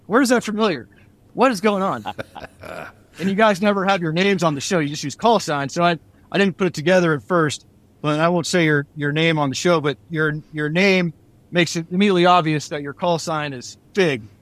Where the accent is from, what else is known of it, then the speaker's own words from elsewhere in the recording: Bay Area, California, United States; I grew up in the Bay Area